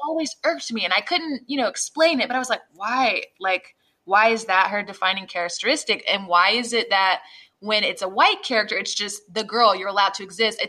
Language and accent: English; Jacksonville, Florida, United States; the place I grew up